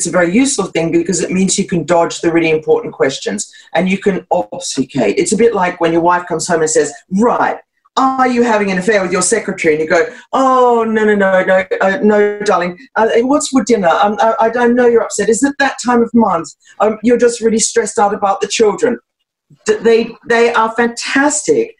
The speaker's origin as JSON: {"language": "English", "country": "Australia", "said": "that accent as an Australian, I hate it."}